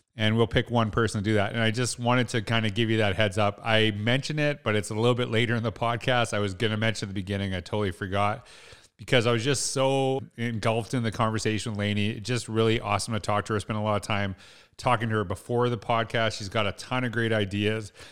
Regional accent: Saskatchewan, Canada; also born or lived in Alberta; now in Edmonton, Canada; I grew up in Canada. I grew up in small town Saskatchewan, lived in Alberta

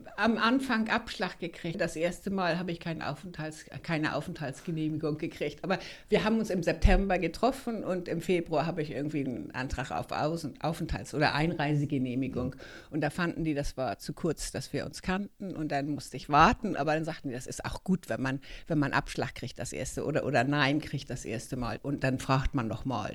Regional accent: Hamburg, Germany; moved away as an adult; also born or lived in Sweden; now in Stockholm, Sweden; bin eigentlich aus Hamburg und bin seit über 30 Jahren hier in Schweden jetzt.

